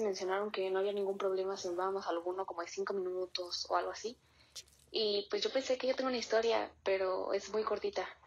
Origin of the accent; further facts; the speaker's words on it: Querétaro, Mexico; soy de Querétaro